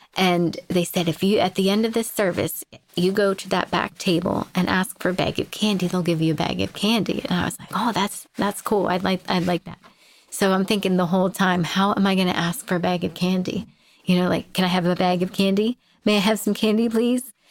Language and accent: English; Jamestown, Pennsylvania, United States; I grew up in Jamestown and, uh, Pennsylvania